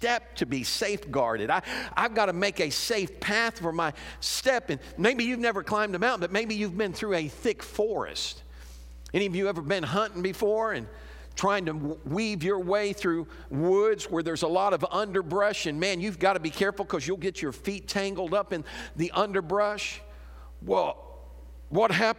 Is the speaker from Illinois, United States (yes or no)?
yes; Chicago, Illinois, United States; moved away; I'm from Chicago